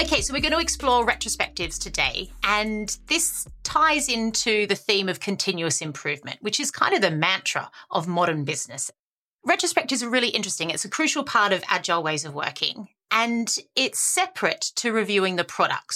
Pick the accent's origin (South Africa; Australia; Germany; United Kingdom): Australia; I'm the Aussie optimist